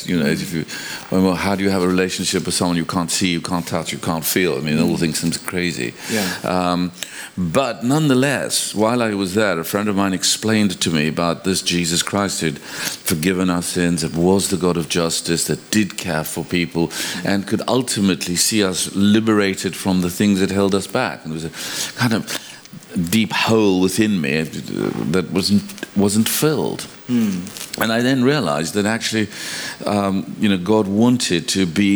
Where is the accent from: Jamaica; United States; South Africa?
South Africa; moved away as an adult; also born or lived in Cambridge, England; now in London, United Kingdom; I grew up in South Africa